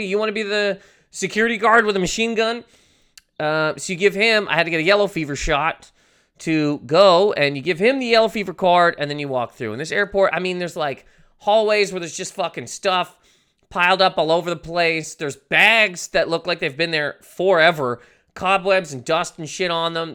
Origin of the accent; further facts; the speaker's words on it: Canada; I'm Canadian.